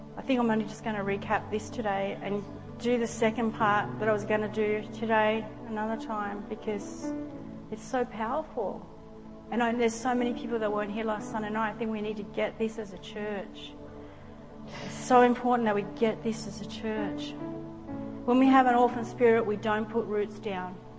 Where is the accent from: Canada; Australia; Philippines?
Australia